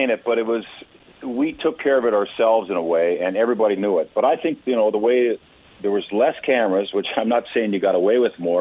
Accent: Port Hardy, British Columbia, Canada; I grew up in Port Hardy, B.C. on Vancouver Island.

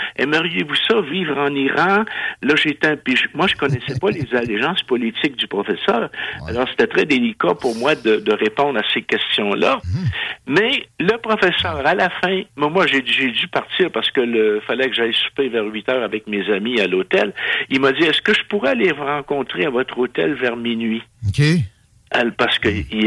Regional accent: Canada; je suis un Canadien

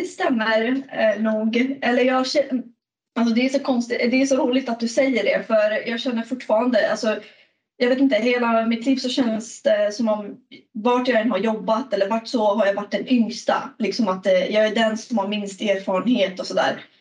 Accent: Stockholm, Stockholm County, Sweden; moved away as an adult; now in Gothenburg, Sweden; Jag sitter i Göteborg, men jag är från Stockholm

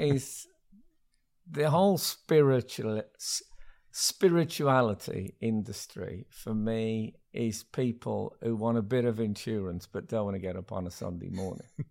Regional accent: Smethwick, West Midlands, United Kingdom; when I grew up in Smethwick in the seventies

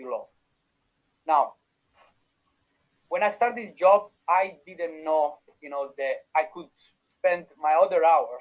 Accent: Italy; accent: Italian; English is a second language; moved away as an adult; now in Dublin, Ireland; You can still feel my Italian accent

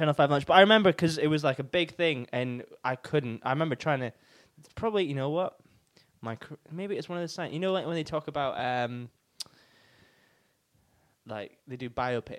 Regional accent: near Aberdeen, Scotland, United Kingdom; I'm from Scotland

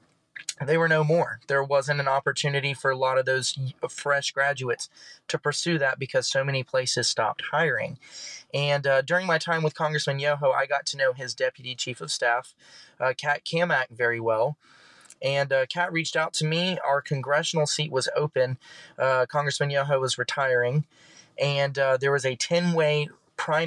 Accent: Bradford County area, North Central Florida, United States; I worked at one of their branch newspapers, which served my hometown, the Lake Region Monitor

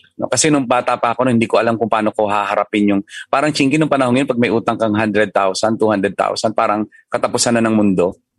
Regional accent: Mindoro, Mimaropa, Philippines; moved away; naka-invest ako sa isang resort sa hometown ko sa Mindoro.

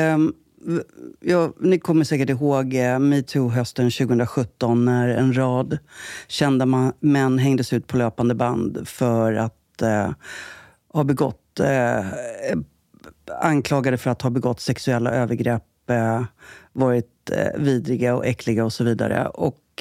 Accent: Jakobsberg, Stockholm County, Sweden; also born or lived in Södertälje; uppvuxen i Jakobsberg.

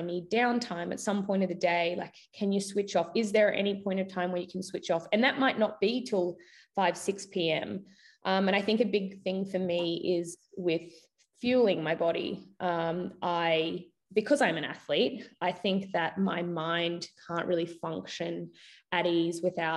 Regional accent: Queensland, Australia; also born or lived in United States; I was from Queensland

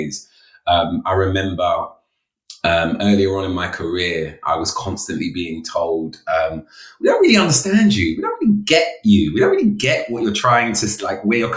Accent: London, United Kingdom; a young man of color growing up in London in the inner city

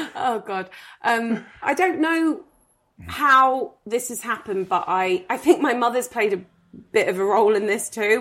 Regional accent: United Kingdom; as a British person

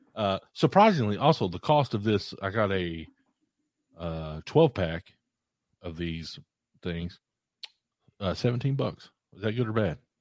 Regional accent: Eastern Kentucky, United States; I grew up in Eastern Kentucky

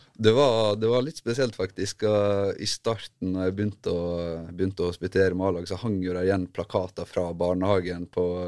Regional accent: Ulsteinvik, Møre og Romsdal, Norway; moved away; jeg er født og oppvokst i Ulsteinvik

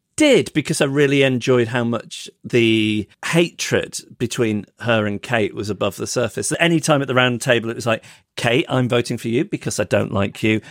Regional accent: England, United Kingdom

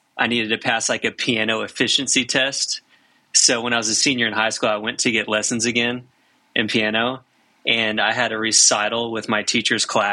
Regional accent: Arkansas, United States; growing up in Arkansas, I met my best friends and we started a band together

